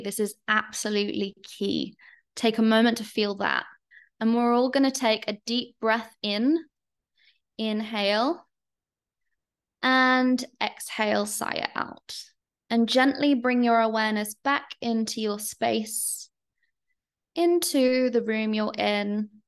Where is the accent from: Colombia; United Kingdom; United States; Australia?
United Kingdom; London; moved away as an adult; now in Bali, Indonesia; I'm British, I'm Londoner